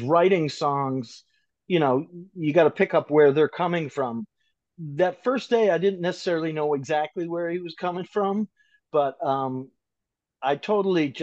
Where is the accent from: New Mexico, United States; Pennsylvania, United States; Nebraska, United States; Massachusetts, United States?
Massachusetts, United States; Wellesley; I had been trying to venture out of my hometown. I was 16 at the time